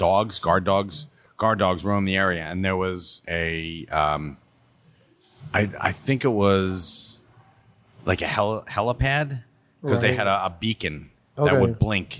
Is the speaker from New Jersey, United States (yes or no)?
yes; Monmouth County, New Jersey, United States; growing up in Monmouth County, there were a lot of abandoned places.